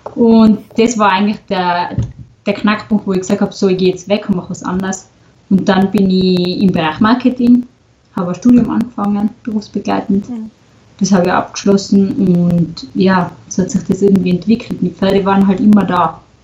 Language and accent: German; Stubai Valley, Tyrol, Austria; komme aus Tirol, aus dem schönen Stubaital.